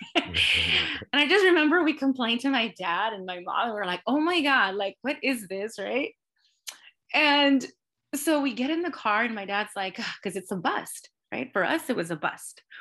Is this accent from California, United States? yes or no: yes; Los Angeles, California, United States; I was born and raised in L A. I grew up in Highland Park in a working class, you know, a Latino working class community